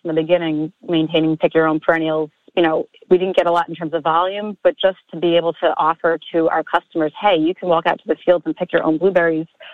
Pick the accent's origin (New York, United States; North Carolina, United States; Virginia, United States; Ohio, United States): New York, United States; Amityville; Amityville, which was my hometown